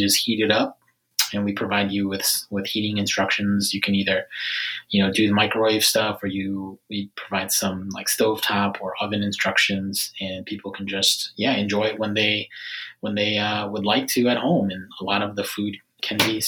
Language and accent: English; Minnesota, United States; moved away as an adult; now in Washington, D.C., United States; I grew up in Minnesota, and I was actually an engineer before starting Foodini